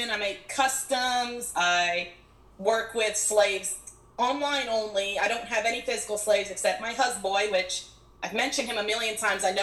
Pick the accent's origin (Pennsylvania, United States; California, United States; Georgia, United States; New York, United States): Georgia, United States; You're spot on. I'm in Georgia.